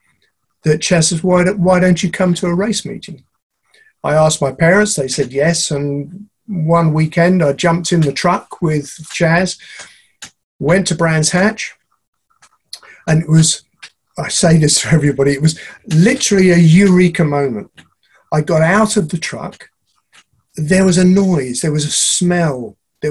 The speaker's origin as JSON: {"language": "English", "region": "London", "country": "United Kingdom", "tie": "born or raised there", "said": "I was born and brought up in Chiswick in West London"}